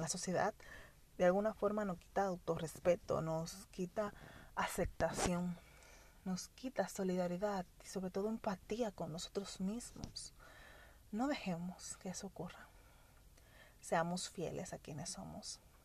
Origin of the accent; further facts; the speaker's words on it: Dominican Republic; como toda dominicana